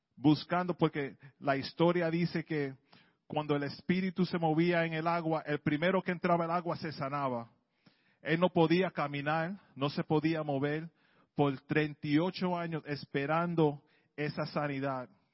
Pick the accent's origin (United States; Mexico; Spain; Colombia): United States; New York City, New York; Yo soy del Bronx